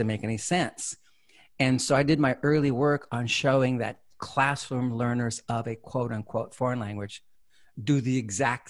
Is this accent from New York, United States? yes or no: no; San Jose, California, United States; I grew up here in California. I'm originally from the San Jose, South Bay area